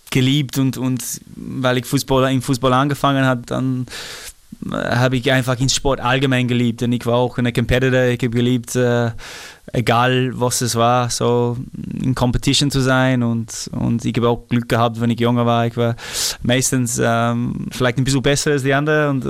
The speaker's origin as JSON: {"language": "German", "country": "Australia", "second_language": "German", "moved": "yes", "said": "ich bin ja ein Australier, das, das bleibt eh immer so, aber ich muss sagen, ich habe richtig meine, meine Zeit genossen in Europa."}